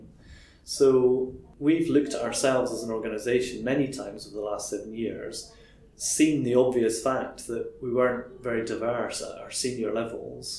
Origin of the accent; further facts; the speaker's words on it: Crieff, Scotland, United Kingdom; I grew up in a very monocultural environment, a small town in Crieff.